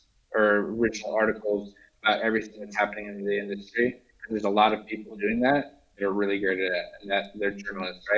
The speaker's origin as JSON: {"language": "English", "region": "Washington", "country": "United States", "also_born_or_lived": "Los Angeles", "moved": "yes", "said": "I'm from Washington State"}